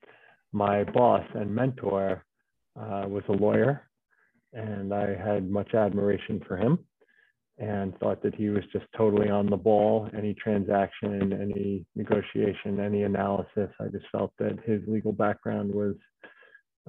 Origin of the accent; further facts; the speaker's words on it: Long Island, New York, United States; I grew up on Long Island outside of New York.